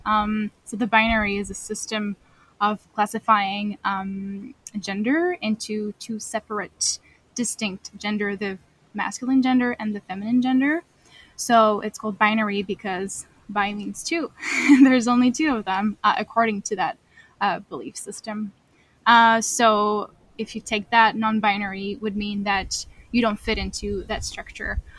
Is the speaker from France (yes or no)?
yes; France; moved away as an adult; now in Kingston, Canada; I am a newcomer to Canada. I am from France.